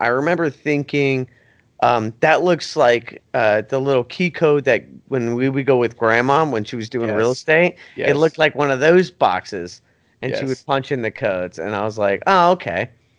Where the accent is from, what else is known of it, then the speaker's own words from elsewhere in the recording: Florida, United States; we're from Florida